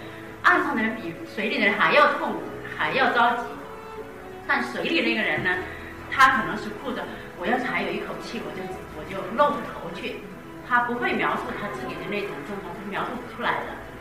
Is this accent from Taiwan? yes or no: no; China; 那我们中国人呢？因为我们生活在中国，